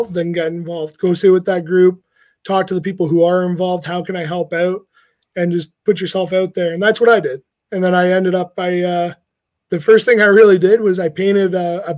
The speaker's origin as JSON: {"language": "English", "town": "Hamilton", "region": "Ontario", "country": "Canada", "tie": "born or raised there", "said": "I'm born and raised in Hamilton"}